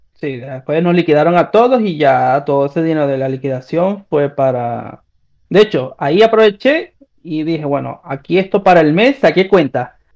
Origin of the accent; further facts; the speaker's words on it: Venezuela; moved away as an adult; also born or lived in Peru; now in Chile; yo me fui de Venezuela a Perú